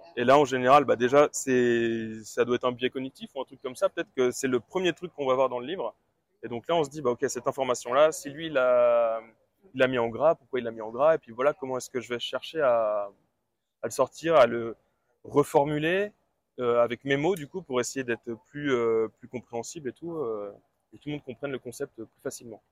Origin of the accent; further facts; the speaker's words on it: Brittany, France; je suis de Bretagne, j'ai 27 ans